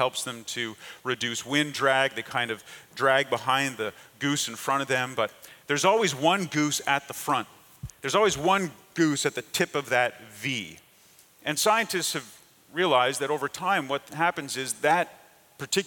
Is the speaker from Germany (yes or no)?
no; Canada; moved away; I grew up in Canada